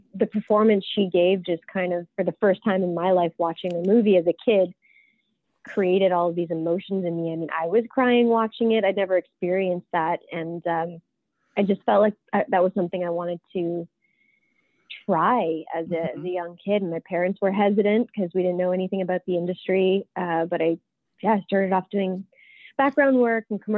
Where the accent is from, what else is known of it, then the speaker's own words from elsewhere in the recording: Canada; I am from Canada. I'm a Canadian actor